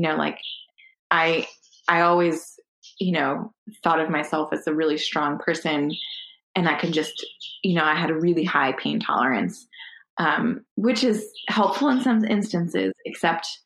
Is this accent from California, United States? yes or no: no; Connecticut, United States; moved away as an adult; also born or lived in Texas; now in Providence, United States; so I grew up in Connecticut, so I'm, I'm a New England girl.